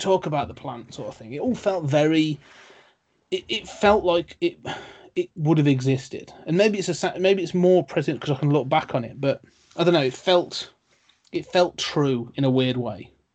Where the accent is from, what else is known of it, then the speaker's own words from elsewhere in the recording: United Kingdom; being British